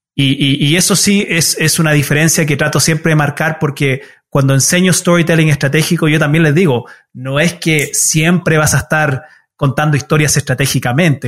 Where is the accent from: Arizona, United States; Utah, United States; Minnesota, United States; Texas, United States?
Utah, United States; first language Spanish; also born or lived in Chile; me crié en los Estados Unidos